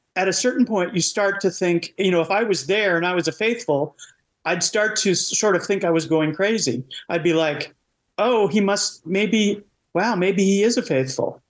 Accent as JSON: {"language": "English", "country": "United States", "said": "I'm American"}